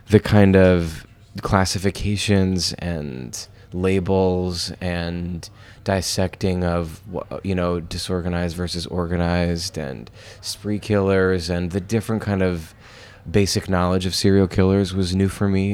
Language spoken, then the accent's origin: English; Lancaster, Pennsylvania, United States; moved away as an adult; now in New York, United States; those two theaters in my hometown